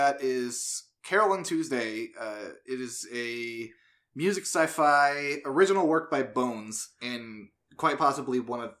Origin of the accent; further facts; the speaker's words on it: United States; As an American viewer